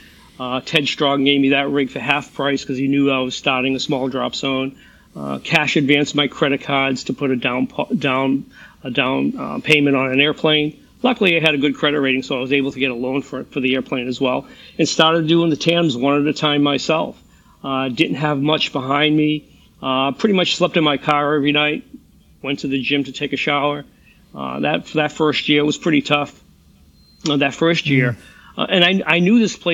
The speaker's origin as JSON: {"language": "English", "region": "New England", "country": "United States", "said": "I'm from the New England area."}